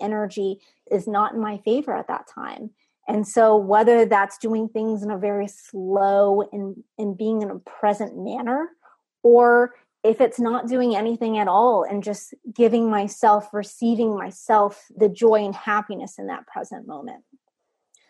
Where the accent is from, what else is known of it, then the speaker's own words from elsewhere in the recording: Texas, United States; now in Maryland, United States; I'm originally from Texas.